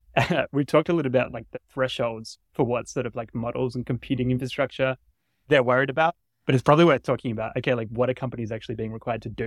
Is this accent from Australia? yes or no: yes; Australia; now in United States; I'm from Australia originally